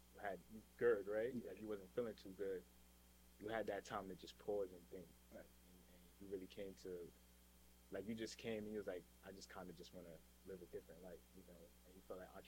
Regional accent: New York City, New York, United States; I think all three of us is from Brooklyn.

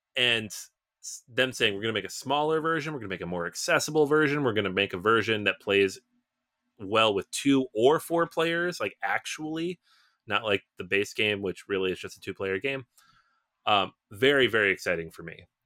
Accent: Seattle, Washington, United States; moved away as an adult; I'm from the Pacific Northwest, I'm from Seattle, it's where I was born, I spent most of my time there until I was about twenty-three, twenty-four

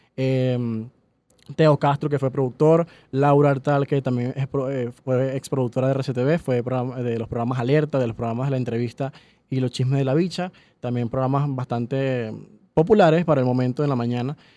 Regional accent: Falcón, Venezuela; moved away as an adult; also born or lived in Maracaibo, Venezuela; now in Caracas, Venezuela; yo desde Falcón, porque soy de Falcón, mm, estudié en Maracaibo cuatro años, nos vinimos a Caracas

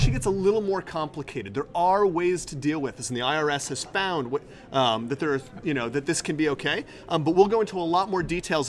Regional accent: West Hartford, Connecticut, United States; be headed down to my hometown of West Hartford, Connecticut. I will be in the WH, rocking it out for Passover.

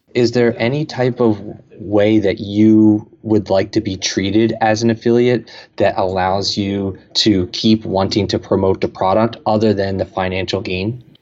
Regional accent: Camden, New Jersey, United States; I'm from Camden, New Jersey

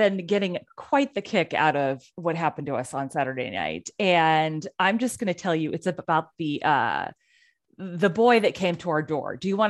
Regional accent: Pacific Northwest, United States; And we are two women from the Pacific Northwest.

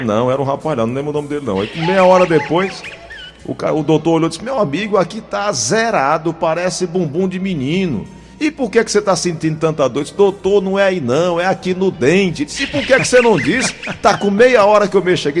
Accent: Paraíba, Brazil; now in Fortaleza, Brazil; eu sou paraibano, minha esposa pernambucana

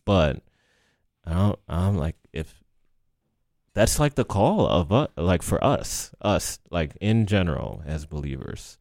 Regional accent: Baltimore, Maryland, United States; moved away as an adult; now in Lancaster, United States; I came to Lancaster from Baltimore

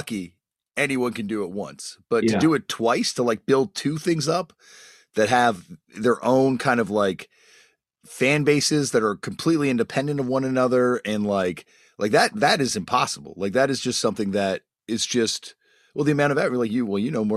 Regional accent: Toronto, Ontario, Canada; we're from Toronto

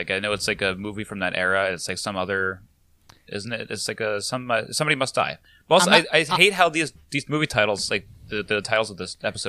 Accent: Long Island, New York, United States; And I'm also, being from Long Island is not conventional to be, like, a fighting type person. We're both from Long Island

